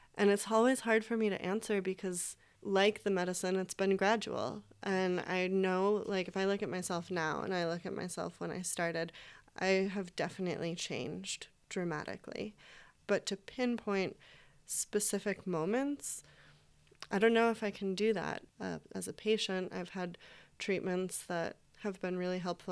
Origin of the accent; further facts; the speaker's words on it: East Coast, United States; moved away as an adult; now in Portland, United States; we're all from the East Coast